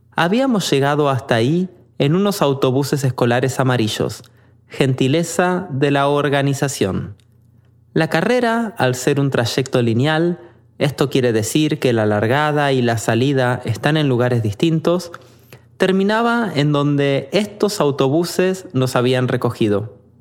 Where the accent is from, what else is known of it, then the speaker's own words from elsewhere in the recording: Argentina; moved away; Interesado por mi acento, me preguntó de dónde venía, y cuando respondí que de Argentina